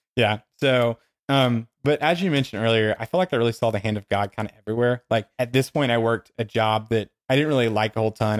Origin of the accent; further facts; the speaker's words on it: Dothan, Alabama, United States; the people in Dothan who, where I grew up in Alabama